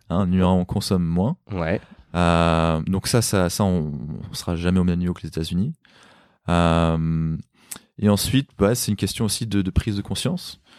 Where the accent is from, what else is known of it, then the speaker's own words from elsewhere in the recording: Paris, Île-de-France, France; Bah, je suis un Parisien, j'ai pas de, j'ai pas de voiture.